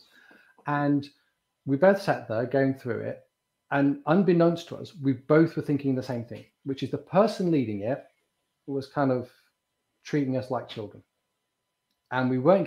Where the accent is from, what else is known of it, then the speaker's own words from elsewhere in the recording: United Kingdom; We're both in Britain. We're both British